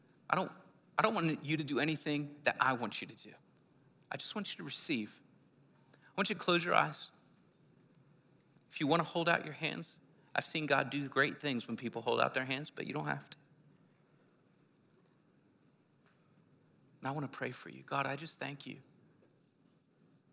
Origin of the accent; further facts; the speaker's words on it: Philadelphia, Pennsylvania, United States; I'm from the city, I'm from Philly